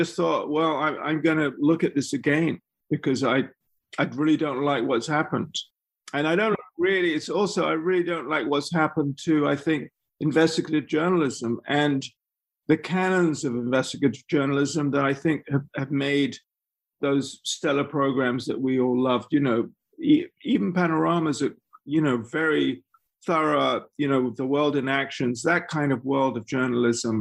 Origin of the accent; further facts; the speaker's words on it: England, United Kingdom; as an English person who hadn't grown up there